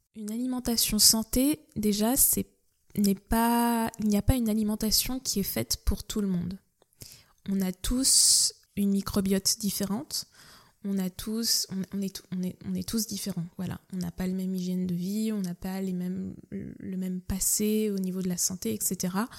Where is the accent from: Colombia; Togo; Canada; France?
France; Nantes, Pays de la Loire; j'ai grandi donc à Nantes, je suis originaire de Nantes